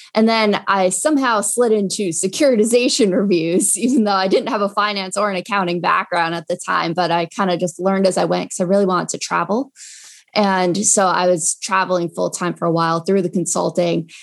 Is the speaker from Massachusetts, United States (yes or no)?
no; Long Island, New York, United States; also born or lived in Binghamton, New York; I'm from Long Island